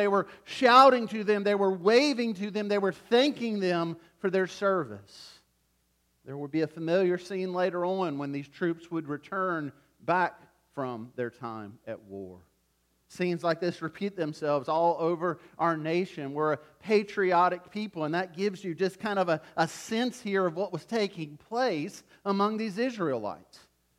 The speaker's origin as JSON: {"language": "English", "town": "Wilmington", "region": "North Carolina", "country": "United States", "tie": "born or raised there", "said": "I grew up in Wilmington, North Carolina, and just north of Wilmington is Jacksonville and Camp Lejeune."}